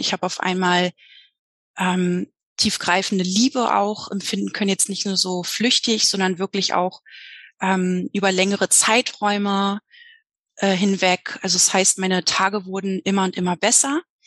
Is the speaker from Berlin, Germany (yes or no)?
yes; Berlin, Germany; Ich komme aus Berlin, bin jedoch gerade in Mexiko.